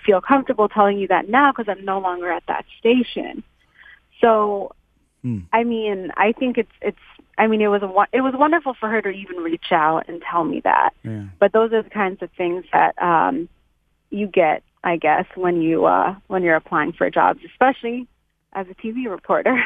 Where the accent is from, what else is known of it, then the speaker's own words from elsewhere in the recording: United States; as a post 9/11 era child, as an American Muslim child to be specific